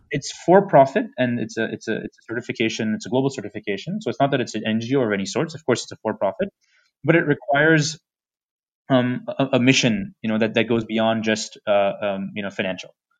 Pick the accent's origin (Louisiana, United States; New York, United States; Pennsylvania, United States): New York, United States; New York City; moved away as an adult; now in India; I come from New York City